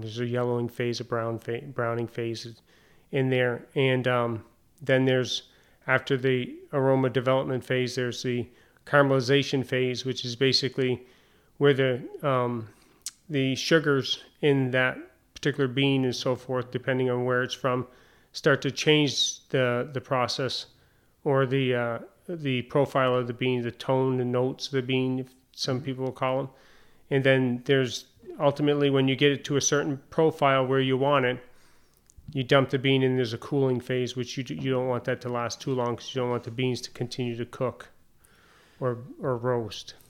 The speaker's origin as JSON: {"language": "English", "town": "Derby Line", "region": "Vermont", "country": "United States", "tie": "born or raised there", "also_born_or_lived": "San Diego / South Carolina", "moved": "as an adult", "lives_now": "Rouses Point, United States", "said": "my hometown, uh, Derby Line, Vermont."}